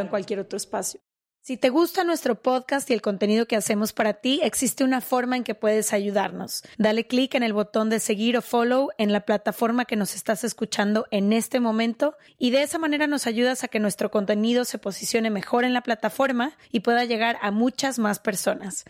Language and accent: Spanish; Guadalajara, Jalisco, Mexico; nosotras somos de Guadalajara